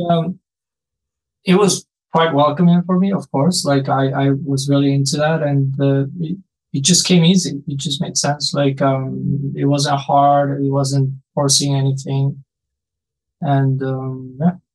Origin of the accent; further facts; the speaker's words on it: Bolivia; moved away as an adult; also born or lived in Mexico; now in Vancouver, Canada; I grew up in Bolivia. I did my undergrad in Mexico, basically.